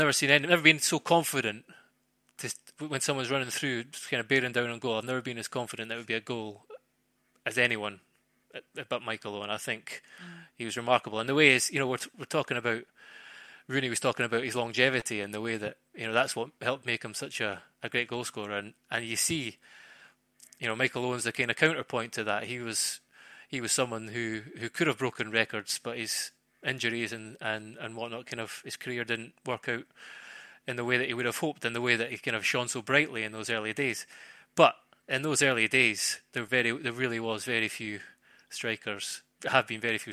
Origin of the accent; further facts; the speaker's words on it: Scotland, United Kingdom; now in England; I grew up in Scotland